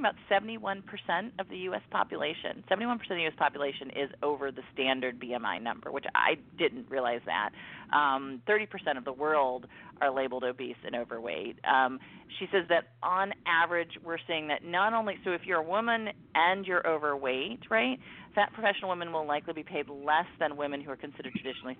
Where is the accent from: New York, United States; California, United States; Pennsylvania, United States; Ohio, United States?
Ohio, United States; Mansfield; moved away; I go home to my hometown of Mansfield, Ohio